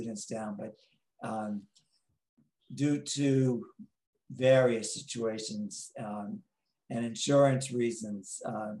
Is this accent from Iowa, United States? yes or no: no; Long Island, New York, United States; accent: New York; moved away as an adult; also born or lived in Tijuana, Mexico; now in San Diego, United States; I'm from outside New York City. I'm from Long Island